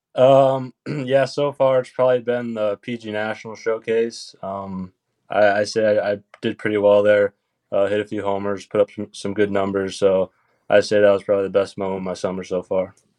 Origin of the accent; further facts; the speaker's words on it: Michigan, United States; I'm from Michigan